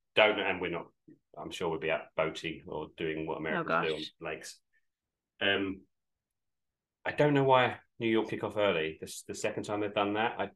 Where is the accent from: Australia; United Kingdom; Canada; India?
United Kingdom; Canvey Island, East of England; moved away; where I'm from, Canby Island, which is known by locals as being a shithole